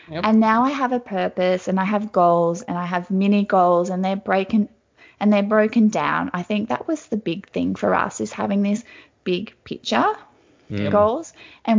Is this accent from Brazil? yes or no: no; Australia; Wagner's Concrete because they're from my hometown